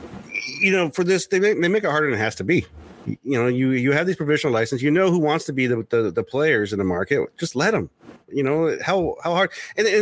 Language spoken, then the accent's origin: English; Oceanside, California, United States; I'm from Oceanside, San Diego